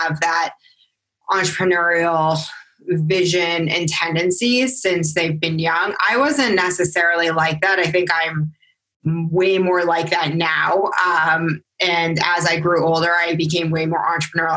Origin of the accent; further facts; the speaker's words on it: New England, United States; I was from New England area